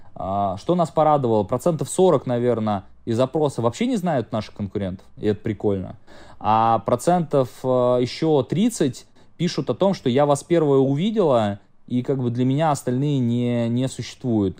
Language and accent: Russian; Samara, Samara Oblast, Russia; я э, из Самары прилетаю в Таиланд